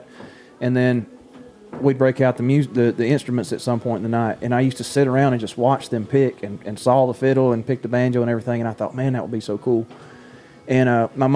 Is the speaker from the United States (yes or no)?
yes; Baxley, Georgia, United States; I grew up in Baxley, Georgia